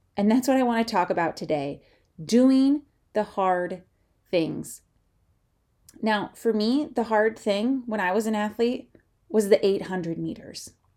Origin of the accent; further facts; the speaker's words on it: Midwest, United States; growing up in the Midwest